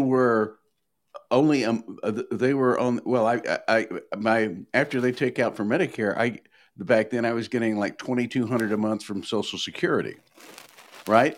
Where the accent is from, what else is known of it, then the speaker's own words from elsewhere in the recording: Nashville, Tennessee, United States; growing up in Nashville in the 50s